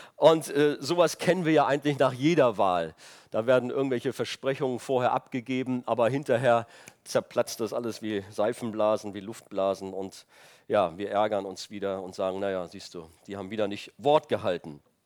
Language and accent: German; Rhineland, Germany; moved away; ich komme aus dem Rheinland und da in der Stadt, wo ich herkam